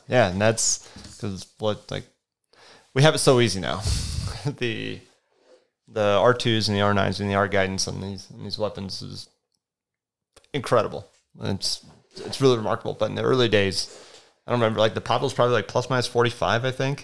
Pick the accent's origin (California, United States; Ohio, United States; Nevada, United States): Nevada, United States; Las Vegas; moved away; I grew up in Las Vegas. Like, my parents moved there in, what year? nineteen ninety, um, and when I was in third grade. And so I'm basically a Las Vegas kid